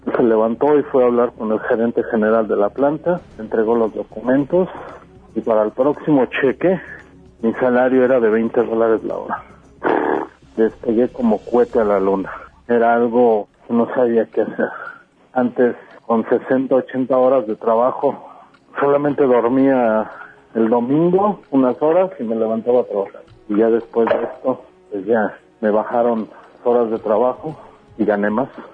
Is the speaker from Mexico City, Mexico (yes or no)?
yes; Mexico City, Mexico; moved away as an adult; now in Denver, United States; nací en la Ciudad de México en 1967. Ah, durante 29 años viví en el Distrito Federal